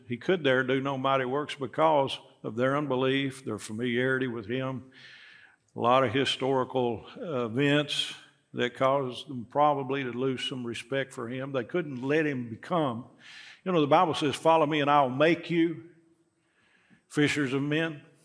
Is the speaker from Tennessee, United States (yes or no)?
yes; Knoxville, Tennessee, United States; I grew up here in Knoxville